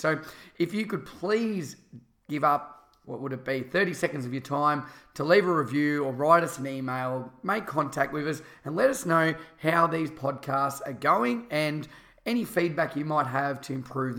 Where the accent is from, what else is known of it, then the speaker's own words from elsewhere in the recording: Australia; as a kid growing up in Australia, there's so many beaches.